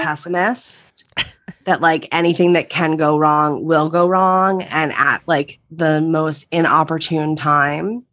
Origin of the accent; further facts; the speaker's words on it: right outside Philadelphia, Pennsylvania, United States; moved away as an adult; now in Los Angeles, United States; grew up on the East Coast, right outside Philadelphia